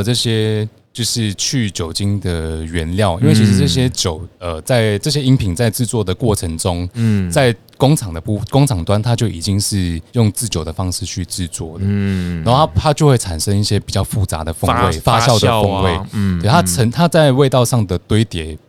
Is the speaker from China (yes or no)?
no; Malaysia; first language Chinese; moved away as an adult; now in Taipei, Taiwan; 我是马来西亚人。